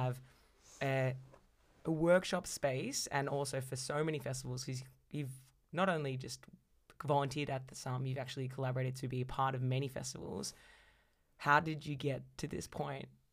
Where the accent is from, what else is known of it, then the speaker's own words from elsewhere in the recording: Melbourne, Victoria, Australia; I was born and raised in Melbourne